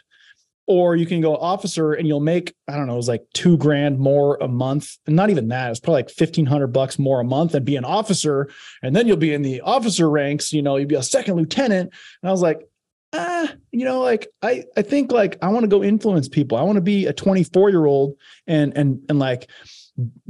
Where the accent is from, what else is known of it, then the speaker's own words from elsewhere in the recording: Iowa, United States; moved away as an adult; also born or lived in Santa Barbara, California; growing up in Iowa